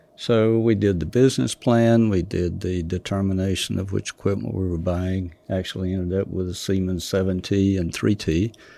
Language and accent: English; Douglas, Georgia, United States; South Georgia